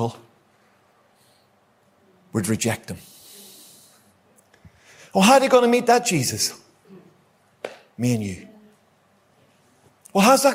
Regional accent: Ulster, Northern Ireland, United Kingdom; I like an argument, as you might know, being an Ulsterman

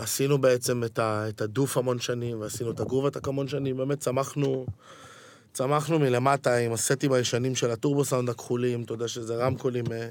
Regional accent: Ramat Gan, Tel Aviv District, Israel; גדלתי ברמת גן

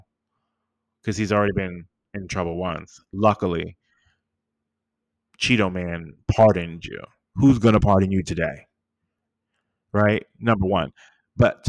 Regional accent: United States; as an American

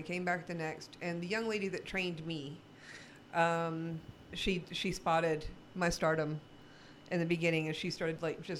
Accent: the South, United States; I'm not a good old boy. I was raised in the South by a good Christian family.

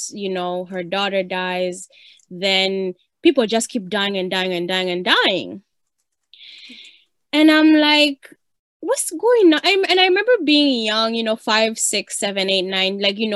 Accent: Uganda; moved away; I grew up in Uganda

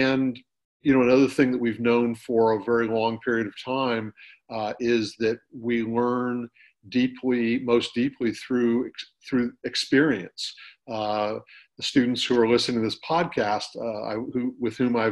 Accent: Northern California, United States; also born or lived in San Diego; I grew up in Northern California.

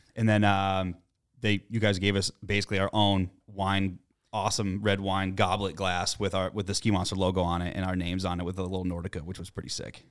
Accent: United States; I'm American

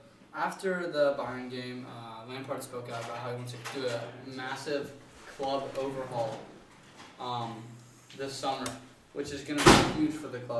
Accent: United States; because we're American.

